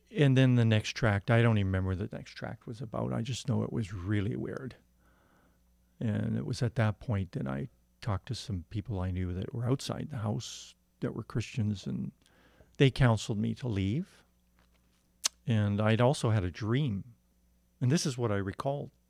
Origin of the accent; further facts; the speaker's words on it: Windsor, Ontario, Canada; I was born in Ontario, Windsor